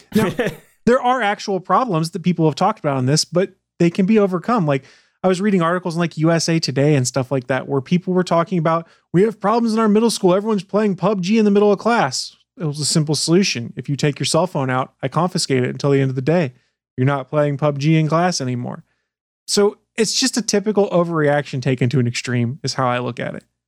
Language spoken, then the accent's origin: English; Canada; I'm Canadian.